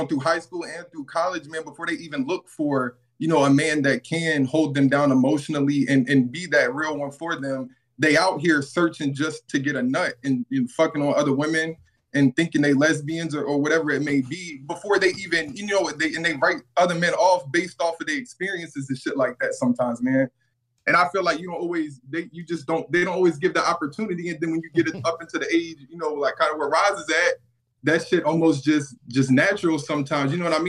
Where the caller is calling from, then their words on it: Birmingham, Alabama, United States; man. I'm calling from Birmingham, Alabama.